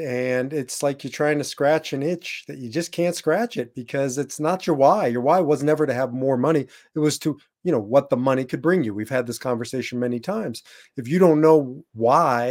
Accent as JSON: {"language": "English", "region": "Nebraska", "country": "United States", "tie": "born or raised there", "also_born_or_lived": "Iowa", "moved": "yes", "said": "I was born and raised in Nebraska"}